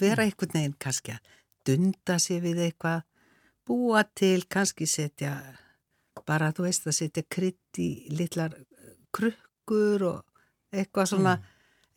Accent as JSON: {"language": "Icelandic", "town": "Reykjavík", "region": "Capital Region", "country": "Iceland", "tie": "born or raised there", "said": "ég ólst upp á Háalitis, í Háalitiskverfinu, það hétt Háalitsvegur"}